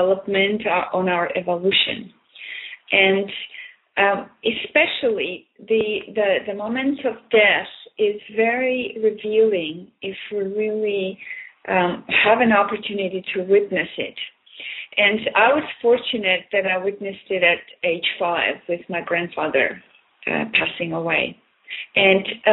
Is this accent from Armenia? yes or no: yes; Armenia; moved away as an adult; now in Canada; I was born in Armenia, which is used to be part of USSR. And when I moved to Canada in 1976, I experienced the culture shock